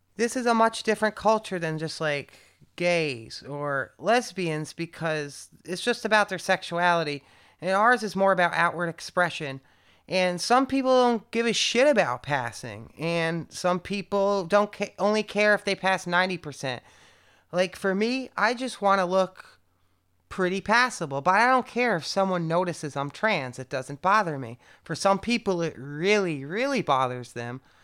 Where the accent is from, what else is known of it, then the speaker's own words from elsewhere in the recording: Connecticut, United States; now in Berlin, Germany; if I was born in San Francisco, rather than Connecticut